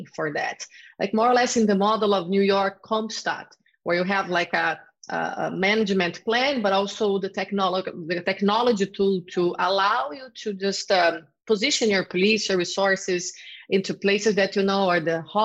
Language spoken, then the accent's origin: English; Rio de Janeiro, Brazil; I'm from Rio de Janeiro, and there we always had the problem of police brutality.